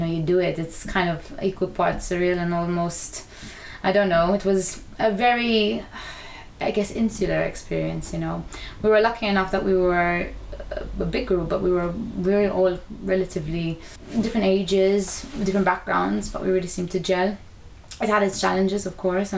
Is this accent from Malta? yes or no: yes; Malta; moved away as an adult; now in United Kingdom; we grew up in Malta devising work